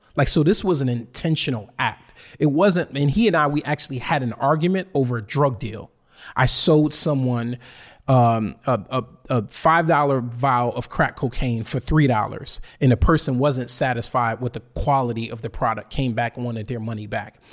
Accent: Bridgeport, Connecticut, United States; I'm from Bridgeport, Connecticut

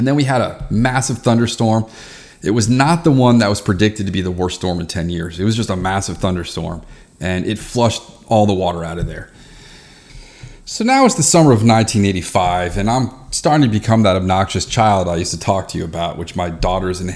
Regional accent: Reston, Virginia, United States; I grew up in Reston, Virginia.

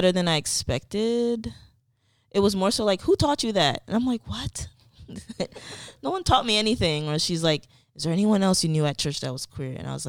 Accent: Elizabeth, New Jersey, United States; I grew up in Elizabeth, New Jersey. Both of my parents are Haitian immigrants.

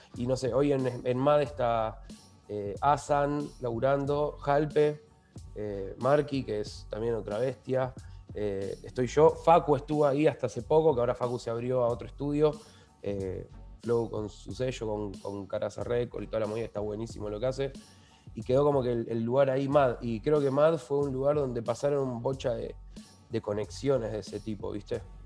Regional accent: Lanús, Buenos Aires Province, Argentina; Somos los dos de Lanús

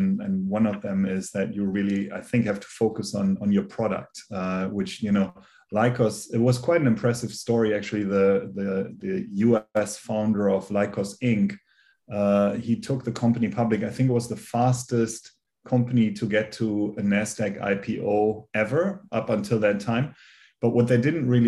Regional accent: Germany; moved away as an adult; now in United States; As you can hear by my accent, I'm originally from Germany. I now live in the US.

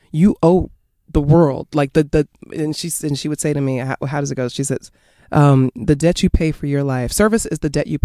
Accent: New York City, New York, United States; also born or lived in Queens / Bronx; I am from New York City. I was born in Queens

